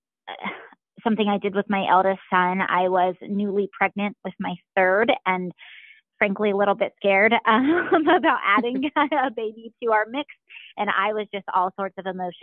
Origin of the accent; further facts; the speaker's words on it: Springboro, Ohio, United States; now in Kettering, United States; I'm from Springboro, so my husband and I both are familiar with everywhere around Dayton.